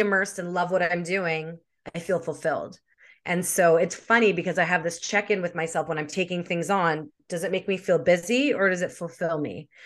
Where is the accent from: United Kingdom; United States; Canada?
Canada; Winnipeg, Manitoba; moved away as an adult; also born or lived in Edmonton / Vancouver; now in British Columbia, Canada; I'm from Winnipeg, but I'm living in British Columbia